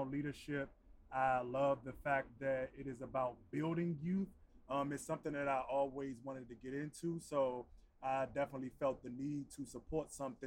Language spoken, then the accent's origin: English; Washington, District of Columbia, United States; I'm myself from Washington, D.C., born and raised native. I grew up on 11th Place right outside of Congress Park.